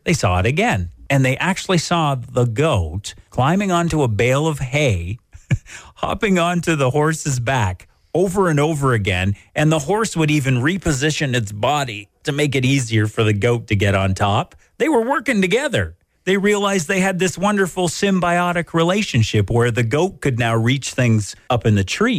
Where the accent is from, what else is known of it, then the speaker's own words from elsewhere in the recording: Belgrave, Ontario, Canada; now in Goderich, Canada; I'm proud of being from Belgrave.